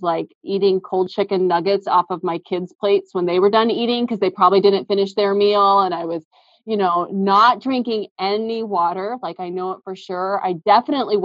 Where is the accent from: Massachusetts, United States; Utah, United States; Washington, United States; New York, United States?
Washington, United States; Seattle; We've both been born and raised in the Seattle area